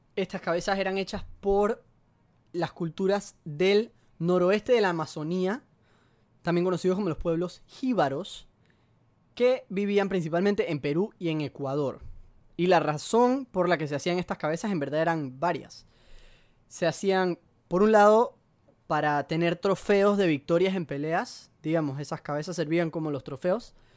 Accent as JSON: {"language": "Spanish", "country": "Panama", "said": "Colombia y Panamá, que es de donde yo soy"}